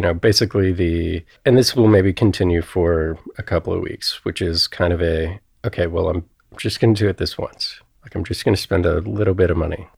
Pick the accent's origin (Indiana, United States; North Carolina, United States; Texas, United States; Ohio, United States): Ohio, United States; Cincinnati; I grew up in Cincinnati